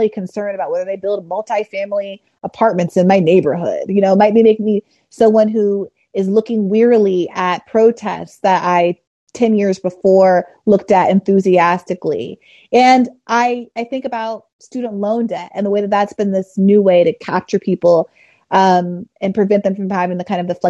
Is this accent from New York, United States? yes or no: yes; New York, United States; I'm from New York